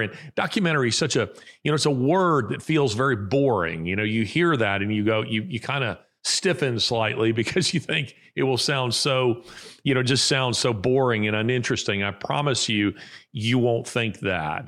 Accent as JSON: {"language": "English", "country": "United States", "said": "I, as an American"}